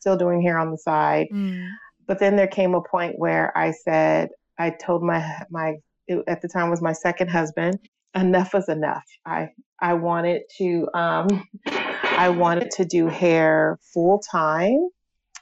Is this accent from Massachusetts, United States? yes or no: no; Pasadena, California, United States; also born or lived in Rancho Cucamonga, California; I am originally from Pasadena, California, which is 12 miles north of Los Angeles, California